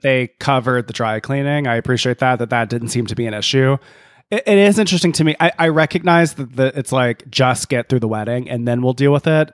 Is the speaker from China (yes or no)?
no; Canada; I'm from Canada